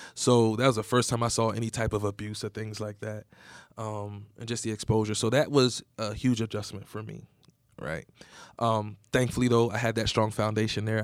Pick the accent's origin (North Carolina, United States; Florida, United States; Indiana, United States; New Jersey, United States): New Jersey, United States; Egg Harbor City; I grew up in Southern New Jersey. It's a real small town called Egg Harbor City.